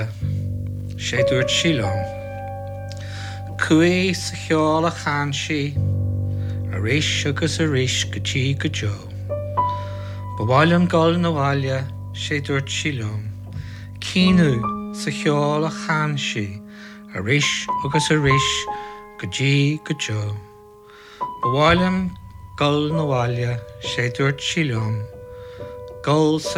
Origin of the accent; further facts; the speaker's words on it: Belfast, Northern Ireland, United Kingdom; moved away as an adult; also born or lived in London; I was born in Belfast in 1962.